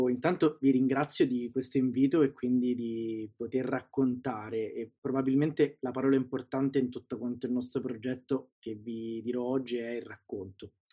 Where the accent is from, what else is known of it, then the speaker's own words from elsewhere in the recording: Sicily, Italy; now in Rome, Italy; E nella vita vivo a Roma, sono siciliano, sono nato in Sicilia, anche se il mio accento è un po' lo, lo controlla e vive a Roma da 15 anni